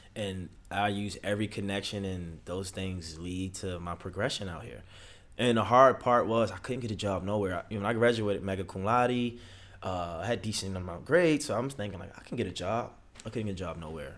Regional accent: Baltimore, Maryland, United States; moved away; also born or lived in Los Angeles; I'm from Baltimore City.

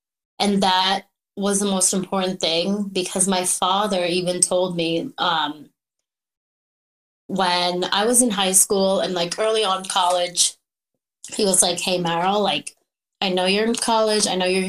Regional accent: Philippines; moved away; And, you know, growing up in the Philippines, it was so different from like, I would go home and I was raised like Filipino style

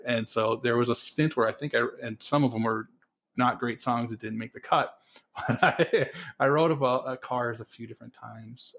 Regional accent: North Dakota, United States; moved away; also born or lived in Colorado; and I grew up in North Dakota

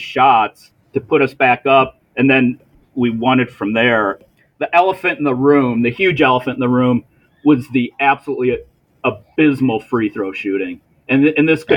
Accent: Milwaukee, Wisconsin, United States; I'm from Milwaukee

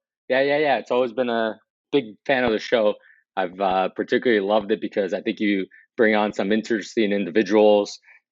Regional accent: West New York, New Jersey, United States; I grew up in West New York, which most people think is in New York State, and it's not. It's in New Jersey. So West New York, New Jersey.

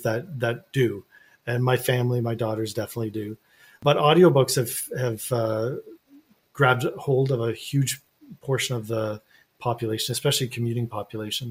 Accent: Canada; as a Canadian and Canadian author

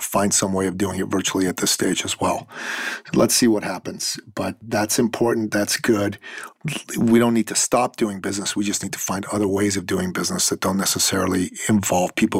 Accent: Iran; now in Canada; I'm originally from Iran

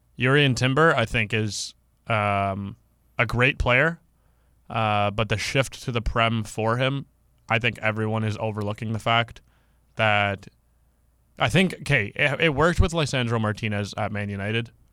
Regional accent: Canada; I'm from Canada

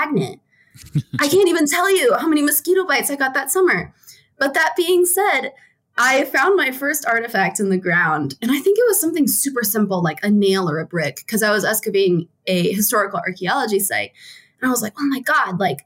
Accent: Maryland, United States; moved away as an adult; also born or lived in West Virginia / Pittsburgh, Pennsylvania / Annapolis, Maryland; now in Wyoming, United States; I spent most of my life in Maryland

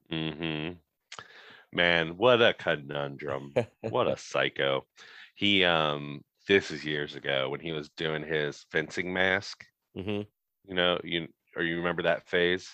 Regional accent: Midwest, United States; I'm in the Midwest. I born and raised in the Midwest

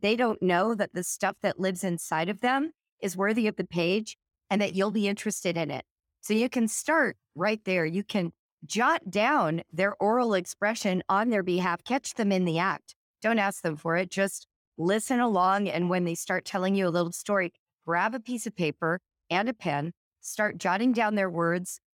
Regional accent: California, United States; born or raised there; now in Cincinnati, United States

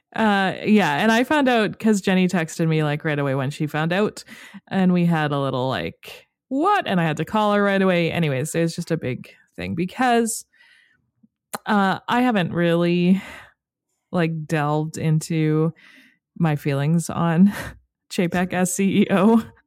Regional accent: Canada; as a Canadian

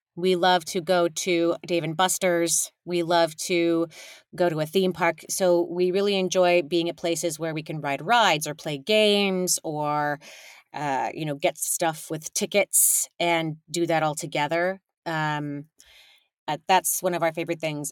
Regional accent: California, United States; I was raised in California by a big old messy immigrant family

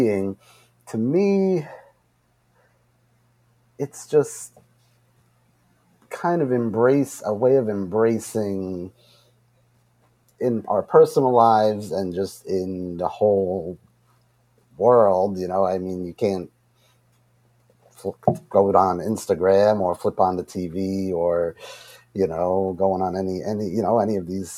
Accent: Long Island, New York, United States; also born or lived in Queens, New York; I grew up in Long Island

